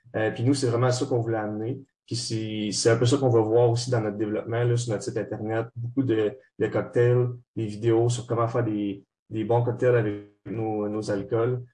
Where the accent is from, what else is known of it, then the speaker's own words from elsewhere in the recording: Trois-Rivières, Quebec, Canada; moved away as an adult; now in Montreal, Canada; les gars, on vient tous de Trois-Rivières. Moi, en ce moment, j'étudie euh, à Montréal